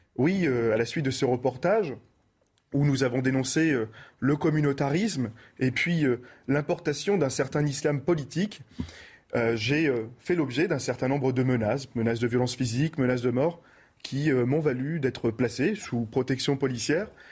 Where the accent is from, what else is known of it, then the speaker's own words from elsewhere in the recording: Roubaix, Hauts-de-France, France; je viens de Roubaix